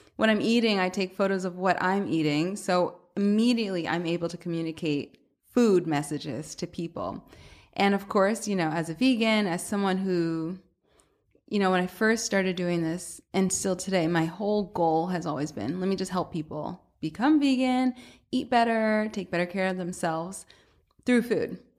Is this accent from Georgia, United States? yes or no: yes; Atlanta, Georgia, United States; moved away as an adult; also born or lived in Boston; now in New York, United States; I'm from Atlanta originally